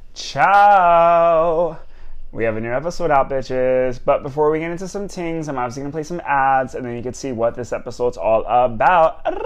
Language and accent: English; New York, United States; moved away as an adult; born and raised in New York